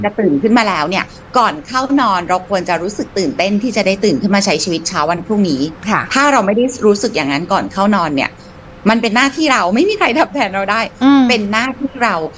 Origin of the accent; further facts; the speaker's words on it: United States; now in Thailand; เราไปโตที่นู่นเยอะมากแล้วเราก็เป็นลูกครึ่งไทยรกันด้วย